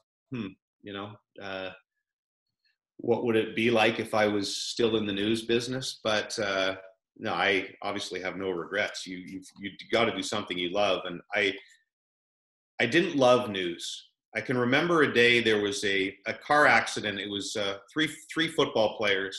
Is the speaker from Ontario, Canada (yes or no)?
yes; Ottawa, Ontario, Canada; moved away as an adult; also born or lived in Edmonton / Halifax / Victoria / Vancouver; growing up in Ottawa